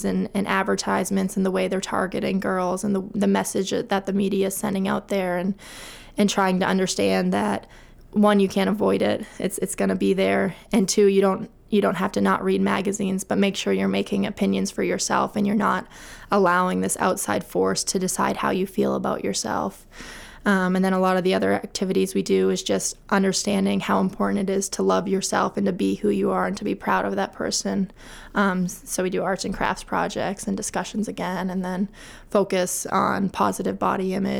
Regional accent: Augusta, Maine, United States; I grew up in Augusta, Maine, and I graduated from Coney High School in 2003

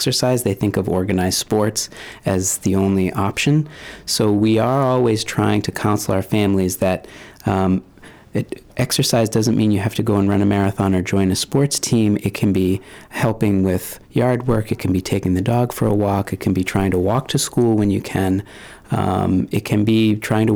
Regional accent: Maine, United States; I spent a lot of time growing up in Maine, so it feels very much like home

